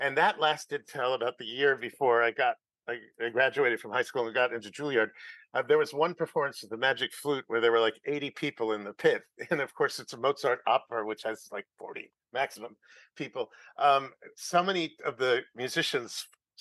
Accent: New York City, New York, United States; I was born on the Upper West Side in Manhattan

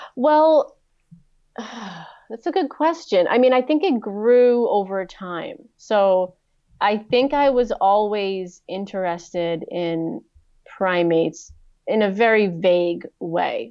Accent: East Coast of the US, United States; I grew up on the East Coast of the U S

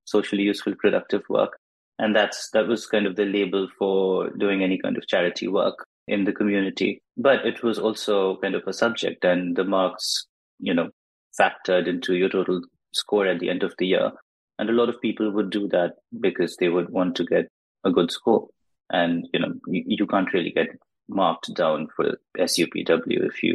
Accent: India; born or raised there; English is a second language

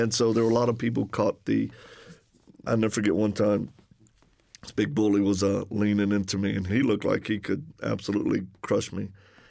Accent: Louisiana, United States; accent: Cajun; I'm from Louisiana originally. So if people detect an accent, that's the Cajun one.

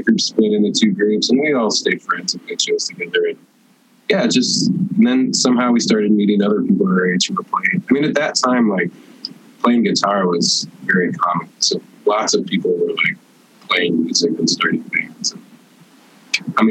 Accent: St. Louis, Missouri, United States; moved away as an adult; now in Chicago, United States; I grew up in St. Louis

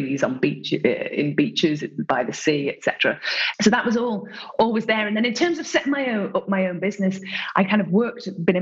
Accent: Isle of Man; also born or lived in Ireland; I was born in Ireland and brought up in the Isle of Man

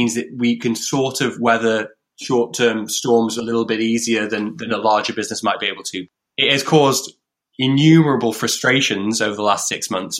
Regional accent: near Chester, North West England, United Kingdom; now in Liverpool, United Kingdom; We grew up near Chester, so we have family ties here as well

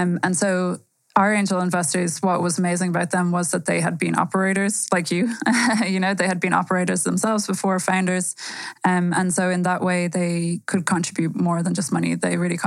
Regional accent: Ireland; moved away as an adult; now in Berlin, Germany; I'm from Ireland originally. I moved to Berlin about 7 years ago

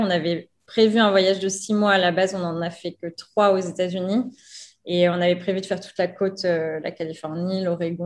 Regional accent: France; moved away as an adult; also born or lived in New York, United States / Louisville, United States; now in Mazatlán, Mexico; Quand je suis rentrée une première fois de New York, là, je me sentais, je me sentais plus française

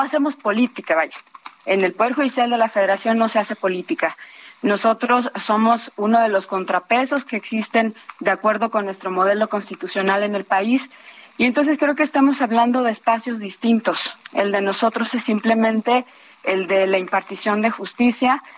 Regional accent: Mexico; todas y todos como mexicanos

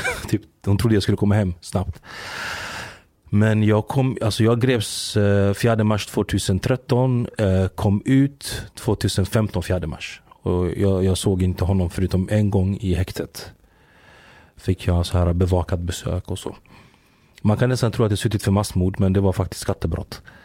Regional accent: Växjö, Kronoberg County, Sweden; also born or lived in Giza, Egypt; där jag är uppväxt i, i Växjö

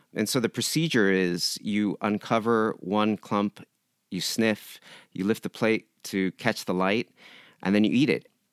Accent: San Diego, California, United States; moved away as an adult; now in Japan; I grew up in San Diego

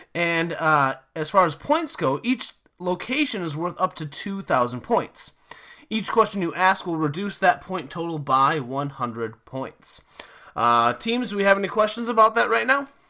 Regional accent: Minnesota, United States; moved away; I'm originally from Minnesota

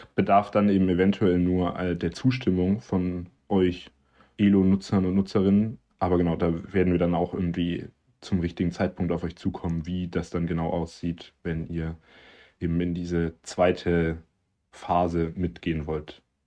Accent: the South, Southern Germany, Germany; bei uns im Süden

